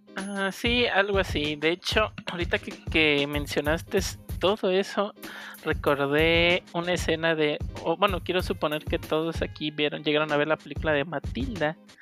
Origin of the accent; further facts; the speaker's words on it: Tepic, Nayarit, Mexico; also born or lived in Guadalajara; yo nací en Tepic